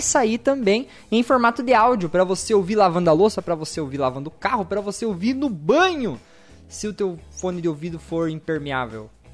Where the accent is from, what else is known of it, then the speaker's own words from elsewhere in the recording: Guarapuava, Paraná, Brazil; Eu sou de, do, de Guarapuava, no Paraná, bem no meio do Paraná.